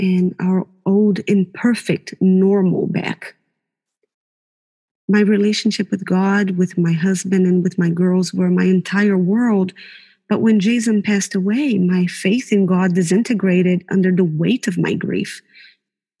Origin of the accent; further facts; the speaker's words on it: Brazil; now in New Zealand; I was born in Brazil, but New Zealand has been my home since 2003